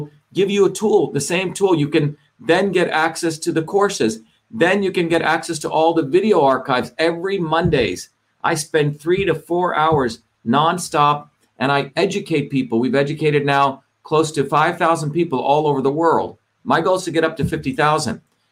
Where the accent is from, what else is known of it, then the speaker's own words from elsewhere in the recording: New Jersey, United States; moved away; also born or lived in Hollywood; I grew up in New Jersey